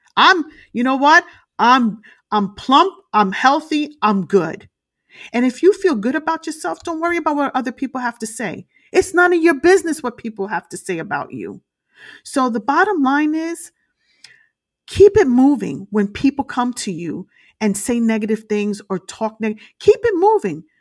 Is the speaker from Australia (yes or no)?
no; Brooklyn, New York, United States; I grew up in, uh, the streets of Brooklyn, uh, in a very rough neighborhood